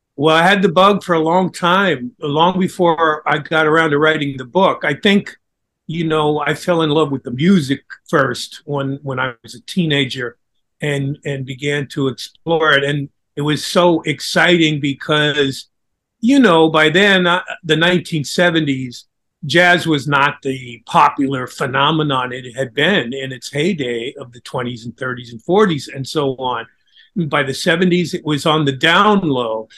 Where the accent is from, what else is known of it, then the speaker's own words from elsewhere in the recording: Pacific Northwest, United States; I grew up in the Pacific Northwest